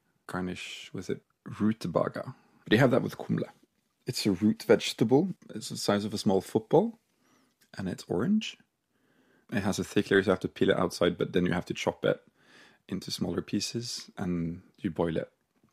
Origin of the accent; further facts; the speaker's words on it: Norway; also born or lived in Bergen, Norway; I live in Bergen, the west coast of Norway